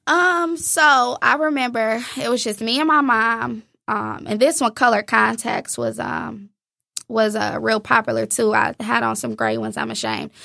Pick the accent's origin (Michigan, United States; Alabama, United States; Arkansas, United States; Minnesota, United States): Michigan, United States; Inkster; I was born in Inkster, Michigan